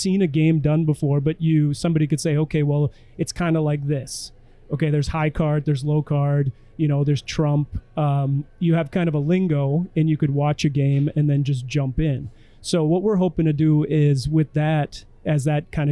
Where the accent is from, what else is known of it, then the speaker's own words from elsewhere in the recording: Elkton, South Dakota, United States; We did one in Elkton, in my hometown bar